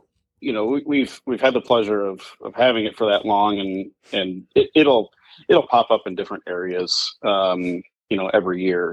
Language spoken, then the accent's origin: English; Walnut, Illinois, United States; I'm from Walnut, Illinois.